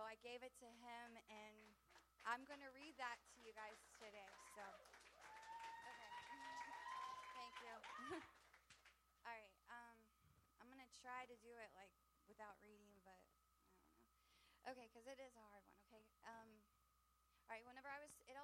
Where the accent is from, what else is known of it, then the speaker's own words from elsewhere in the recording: Cassville, Missouri, United States; I'm from Cassville